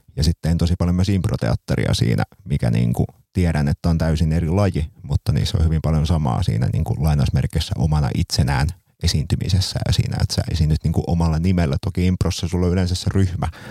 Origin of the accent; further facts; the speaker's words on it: Seinäjoki, South Ostrobothnia, Finland; Seinäjoella, mistä olen siis kotoisin